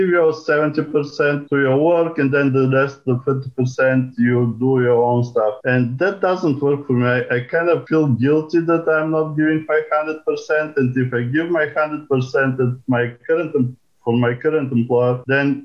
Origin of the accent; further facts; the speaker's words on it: Bulgaria; moved away as an adult; now in United States; I am originally from Bulgaria, came to the States to do a PhD in physics a long time ago